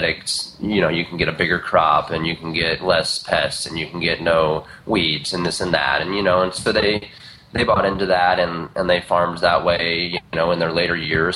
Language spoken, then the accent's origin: English; Indiana, United States; now in Eugene, United States; I was born back in Indiana. And around there's not much but just a lot of fields. And so, you know, I grew up kind of in the middle of just a bunch of cornfields